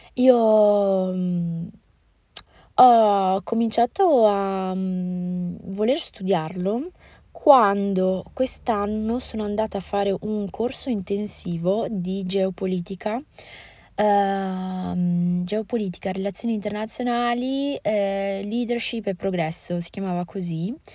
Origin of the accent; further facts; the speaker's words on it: Italy; also born or lived in Morocco; per noi italiani